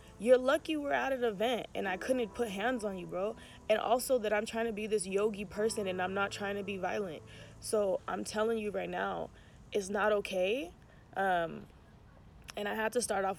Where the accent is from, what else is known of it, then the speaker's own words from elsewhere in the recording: Oakland, California, United States; I'm still from Oakland.